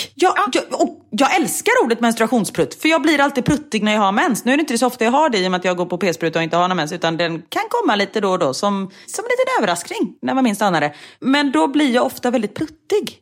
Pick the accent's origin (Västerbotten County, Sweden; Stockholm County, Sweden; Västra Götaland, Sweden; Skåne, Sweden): Västra Götaland, Sweden; Gothenburg; moved away; jag är från Göteborg och då säger man äpplemust